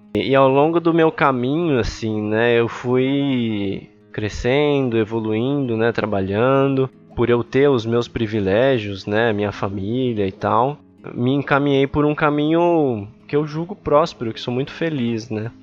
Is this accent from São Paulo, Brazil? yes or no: yes; São Paulo, Brazil; also born or lived in Ipiranga, São Paulo; eu nasci e cresci lá em Itaquera